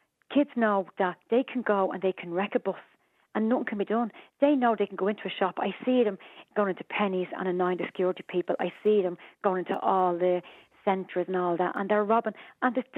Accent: Dublin, Leinster, Ireland; I'm from Dublin.

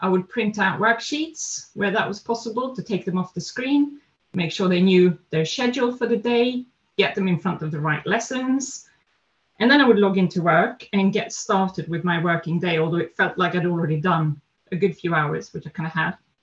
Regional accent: Sweden; also born or lived in Netherlands; now in London, United Kingdom; I am Swedish, so I grew up in Sweden

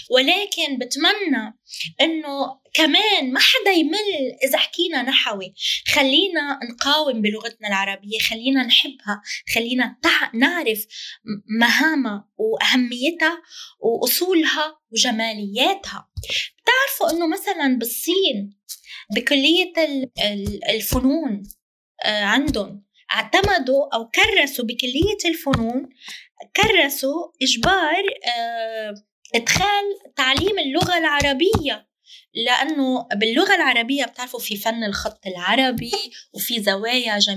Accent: Jaffa, Palestine; now in Lebanon; أنا في الشتات العربي طبعا أنا فلسطينية من يافا وأعيش الآن حاليا في لبنان أنا في الشتات العربي

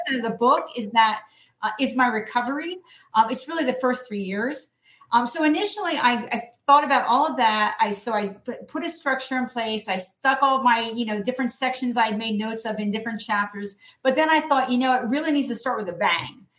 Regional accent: New Jersey, United States; When I graduated from my New Jersey high school in 1979

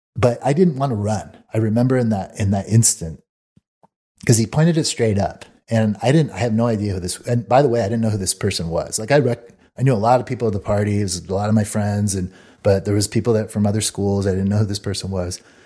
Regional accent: Mesa, Arizona, United States; where I grew up in Mesa, Arizona

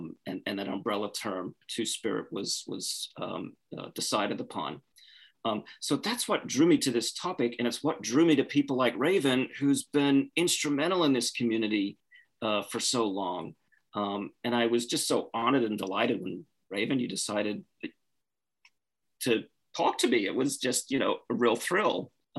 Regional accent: Australia; I'm originally from Australia. And I grew up in Australia during a really turbulent time in Indigenous Australian history.

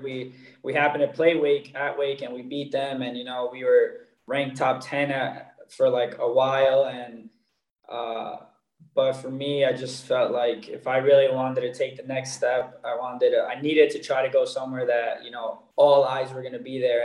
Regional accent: New York, United States; moved away as an adult; also born or lived in Miami; now in Boden, Sweden; growing up in New York and playing against the Red Bulls

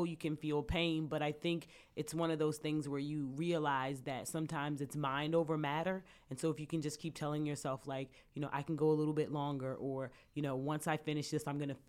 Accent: Washington, District of Columbia, United States; moved away as an adult; now in Philadelphia, United States; I'm originally from Washington, D.C., and I came to Temple for college

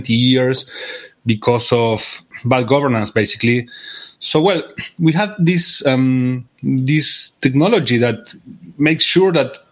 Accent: Argentina; I come from Argentina

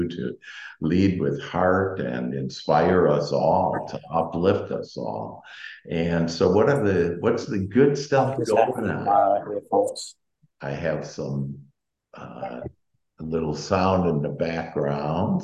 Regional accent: Wisconsin, United States; moved away; I'm from Wisconsin, and so I've had a plenty of snow

